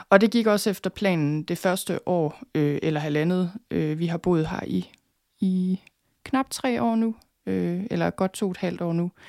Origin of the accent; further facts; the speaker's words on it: North Denmark Region, Denmark; jeg flyttede selvfølgelig fra Thy i sin tid, og så var jeg ude at rejse nogle år, så flyttede jeg til København.